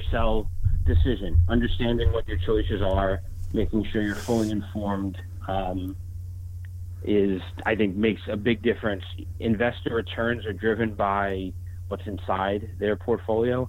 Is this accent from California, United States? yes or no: no; New York, United States; now in Michigan, United States; growing up in New York and then moving to Michigan